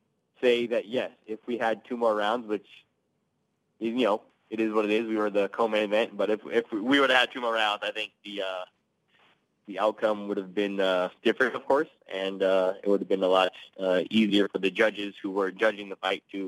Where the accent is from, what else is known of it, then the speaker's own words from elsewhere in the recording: Seattle, Washington, United States; definitely a Seahawks guy because I'm from Seattle, so a big Seahawks fan for you know a long time. You know, I lived there the entire time.